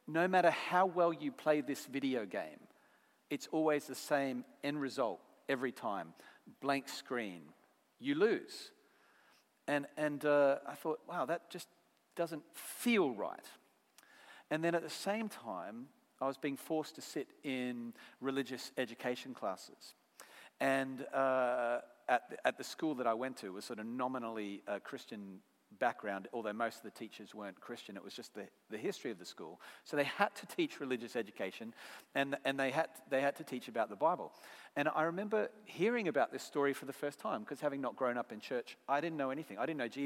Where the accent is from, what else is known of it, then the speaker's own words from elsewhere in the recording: Brisbane, Queensland, Australia; accent: Aussie; moved away as an adult; now in United Kingdom; Where I come from in Brisbane, Australia